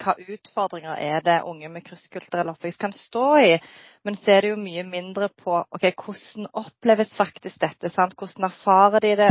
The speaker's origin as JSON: {"language": "Norwegian", "country": "Norway", "tie": "born or raised there", "said": "Jeg er født og oppvokst i Norge med foreldre fra Bosnia-Hercegovina"}